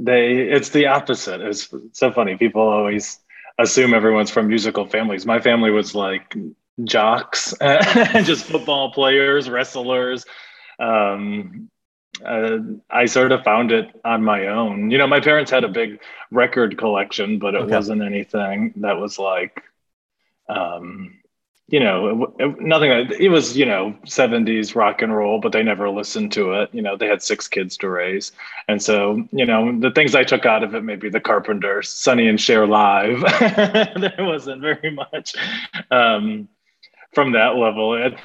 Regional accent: Midwest, United States; You know, we're from the Midwest and we see farms everywhere. Now I live in the Deep South, farms everywhere.

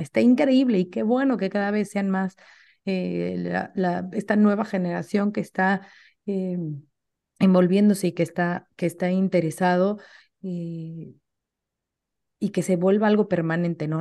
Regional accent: Mexico; como mexicanos o como latinos

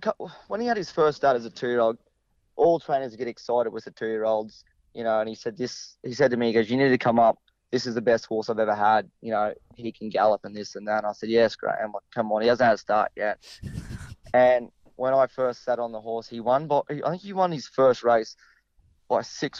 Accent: Charleville, Queensland, Australia; Yes, correct. We're both from Charleville.

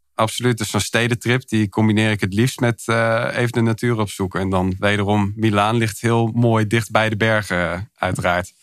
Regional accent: Hilversum, North Holland, Netherlands; also born or lived in Milan; Ik kom oorspronkelijk uit Hilversum, geboren en getogen daar

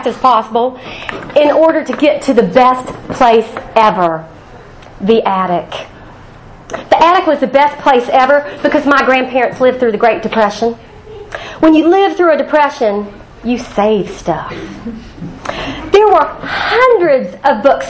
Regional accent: Huntington, West Virginia, United States; I grew up in Huntington

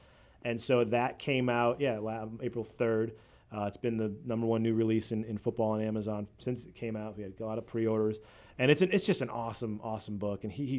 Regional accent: Boston, Massachusetts, United States; I'm from Boston, a Patriots fan

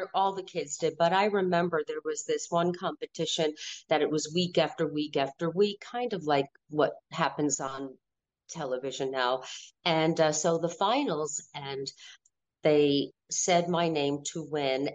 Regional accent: Wallingford, Connecticut, United States; I was born in Wallingford, Connecticut

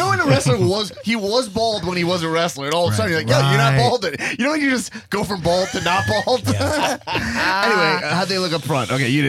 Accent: Long Island, New York, United States; now in Los Angeles, United States; Okay, so I'm from Long Island. I don't know if you can tell.

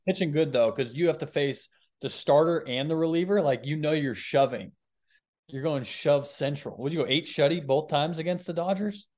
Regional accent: Boston, Massachusetts, United States; I grew up in Boston, so I would go to Boston games growing up

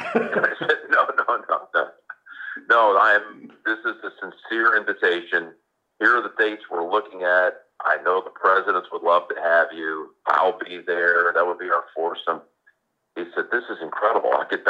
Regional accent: Houston, Texas, United States; moved away; I was from Houston.

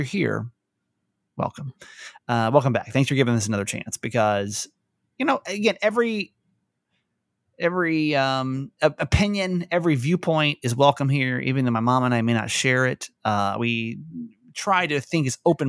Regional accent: United States; being American

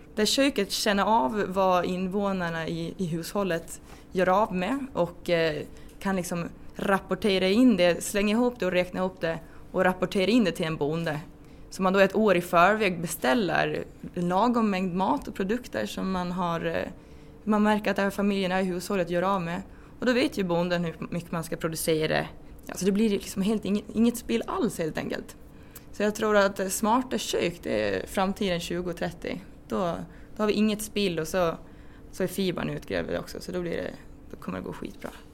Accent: Rone, Gotland, Sweden; also born or lived in Uppsala; jag kommer från Rona också på Gotland ska jag säga och eh, ja, har bott på gård

